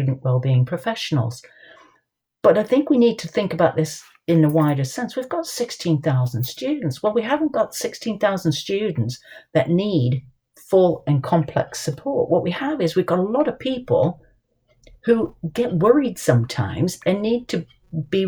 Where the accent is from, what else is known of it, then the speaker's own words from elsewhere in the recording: United States; moved away; I was brought up in the States.